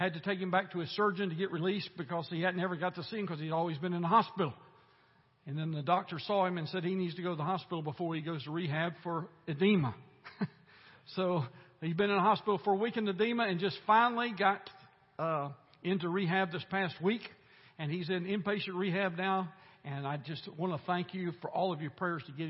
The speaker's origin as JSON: {"language": "English", "country": "United States", "tie": "born or raised there", "said": "I'm glad that I was born here. I'm glad that I am an American"}